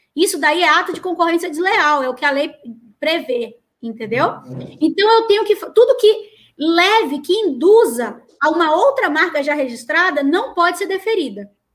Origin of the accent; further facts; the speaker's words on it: Manaus, Amazonas, Brazil; moved away; also born or lived in Amapá; Eu sou do norte, é, e eu morei muito, eu sou de Manaus, mas eu morei muitos anos no Amapá